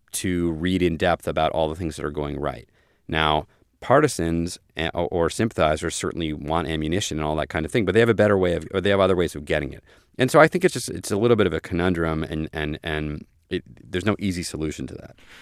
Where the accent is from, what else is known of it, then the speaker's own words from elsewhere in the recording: Maryland, United States; I come from Maryland, which is pretty populous, in the scheme of things